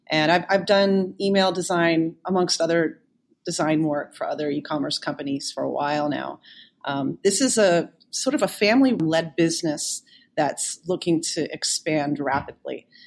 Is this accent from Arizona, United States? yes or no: no; South Shore area of Boston, Massachusetts, United States; growing up in the South Shore area of Boston